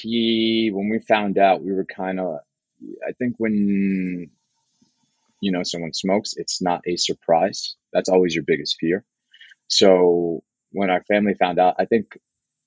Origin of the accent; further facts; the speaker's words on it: New York City, New York, United States; I grew up in the Bronx, one train all the way uptown.